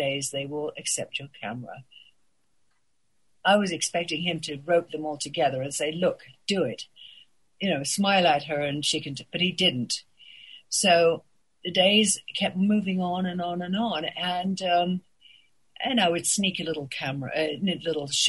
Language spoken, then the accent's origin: English; England, United Kingdom; moved away as an adult; also born or lived in Paris; I was born in England